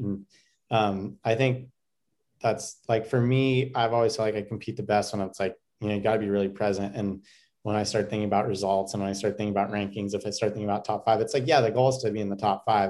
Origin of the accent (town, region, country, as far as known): United States